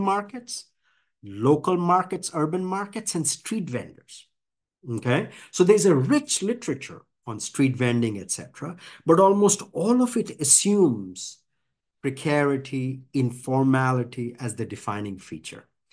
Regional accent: India; now in United States; I grew up in India

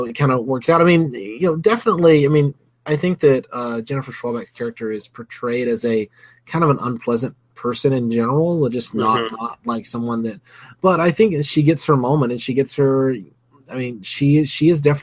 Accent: Alabama, United States; I grew up in Alabama

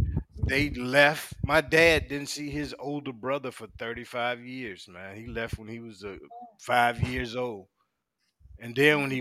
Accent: Santuck, United States; now in Virginia Beach, United States; I'm from Santuck

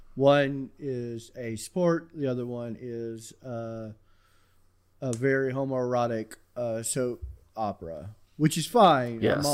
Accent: the South, United States; I grew up in the South

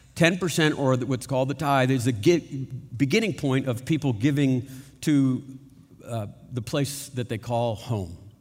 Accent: United States; we're American

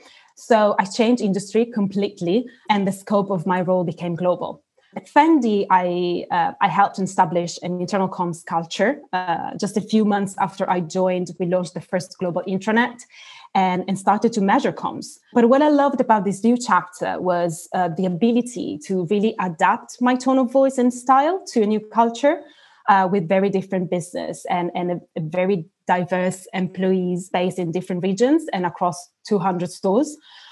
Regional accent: Turkey; English is a second language; also born or lived in South Africa / Italy; So as you said, I'm Italian. I have an Italian passport, but I've spent almost half of my life abroad. I was born in South Africa and grew up in Turkey. So not only Italy, and moved back to Italy, actually, when I was 18.

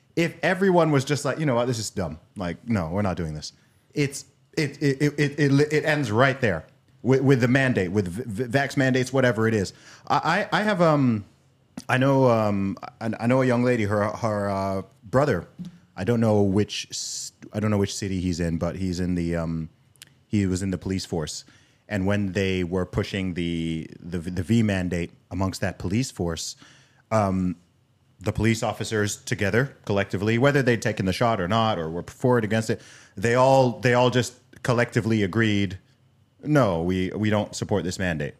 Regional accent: United Kingdom; also born or lived in Nigeria; now in United States; the British outsider who looks at the USA

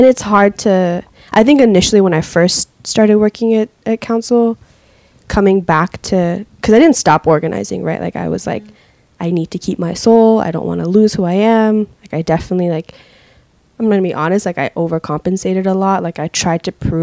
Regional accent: Seattle, Washington, United States; I grew up in the Central District when it was a black and brown neighborhood

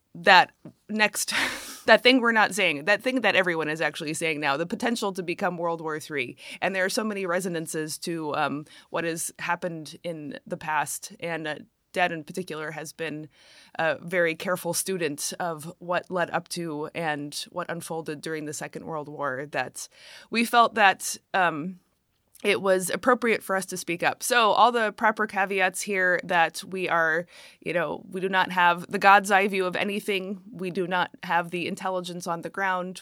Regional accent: United States; speaking as an American

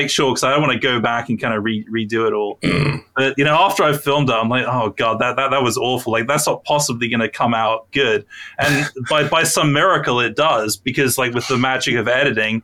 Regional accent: United Kingdom; I'm British

